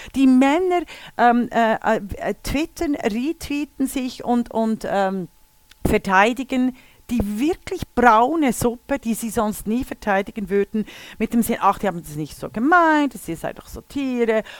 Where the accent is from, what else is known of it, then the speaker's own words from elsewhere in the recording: Switzerland; als Mädchen in den 60er Jahren in der Schweiz geboren worden zu sein